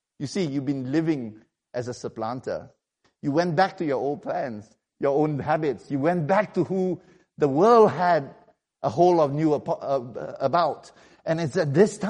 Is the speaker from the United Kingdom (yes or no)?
no; Malaysia; I come from Malaysia